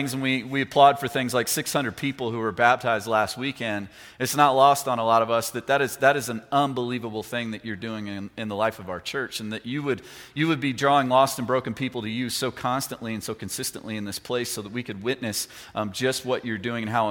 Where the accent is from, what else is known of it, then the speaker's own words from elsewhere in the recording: Lexington, Kentucky, United States; moved away; my hometown of Lexington, Kentucky